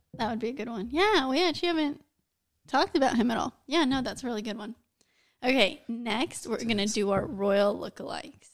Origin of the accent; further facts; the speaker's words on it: United States; I'm American